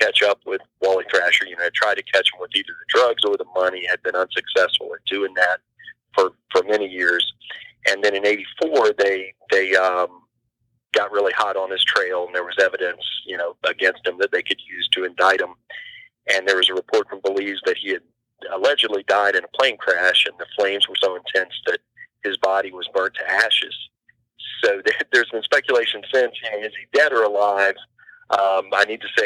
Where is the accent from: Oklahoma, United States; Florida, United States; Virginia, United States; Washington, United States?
Virginia, United States; Hampton Roads area of; I'm from the Hampton Roads area of Virginia. The coast of Virginia is where I'm originally from, and live there now with my wife and family